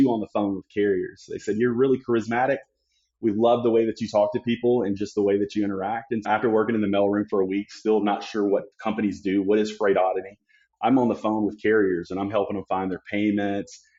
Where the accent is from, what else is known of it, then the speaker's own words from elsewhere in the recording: Memphis, Tennessee, United States; also born or lived in Collierville, Tennessee; now in Phoenix, United States; Growing up in Memphis, Tennessee